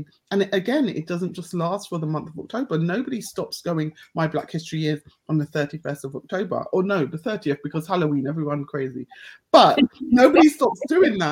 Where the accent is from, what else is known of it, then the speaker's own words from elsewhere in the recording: United Kingdom; I'm so proud of being black British with a Caribbean heritage